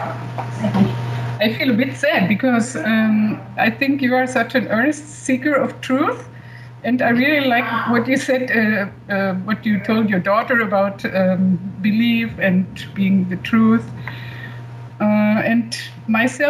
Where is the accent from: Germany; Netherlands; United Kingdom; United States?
Germany; I'm from Germany